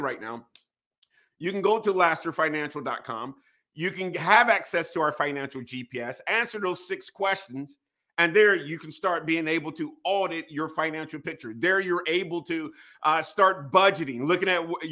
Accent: Wilmington, North Carolina, United States; moved away as an adult; also born or lived in Northern Virginia; Born and raised in Wilmington, North Carolina

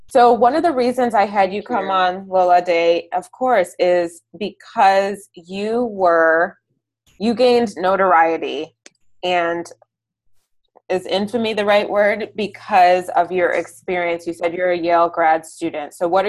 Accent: Nigeria; And so we're very Nigerian in many ways, right?

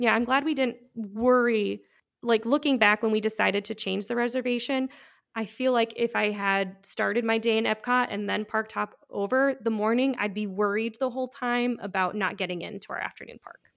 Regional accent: Midwest, United States; I am from the Midwest

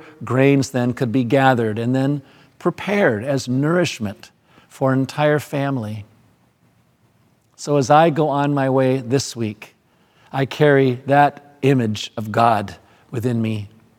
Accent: Madagascar; Where I grew up in Madagascar, I never saw a real winnowing fork

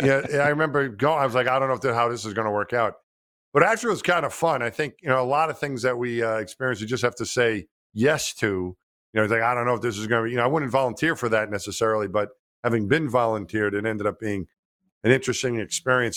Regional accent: New York, United States; I grew up in New York

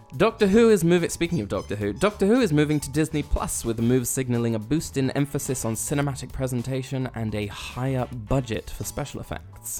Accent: United Kingdom; We're British.

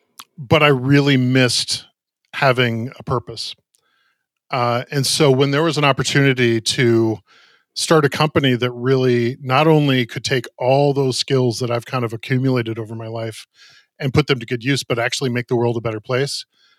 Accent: Minneapolis, Minnesota, United States; I grew up in Minneapolis, kind of straddling suburban life at a church and going to inner city high school.

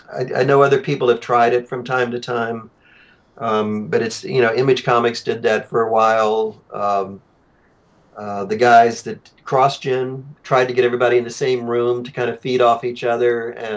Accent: Tampa, Florida, United States; moved away as an adult; also born or lived in New York; I'm from Tampa, Florida originally.

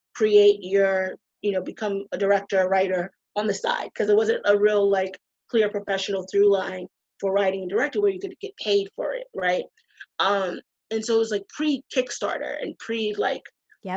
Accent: Boston, Massachusetts, United States; moved away as an adult; now in New York, United States; I'm from the East Coast. I'm from Boston.

